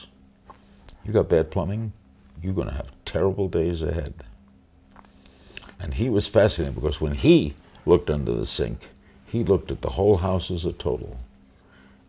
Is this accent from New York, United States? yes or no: yes; New York City, New York, United States; I grew up in Brooklyn